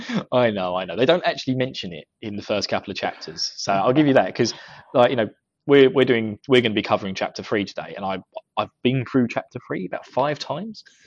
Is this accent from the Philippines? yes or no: no; United Kingdom; accent: British; my British accent